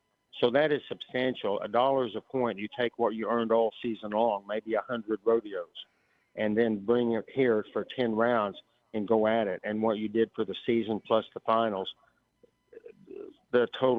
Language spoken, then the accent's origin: English; the Dakotas, United States; I'm from the Dakotas.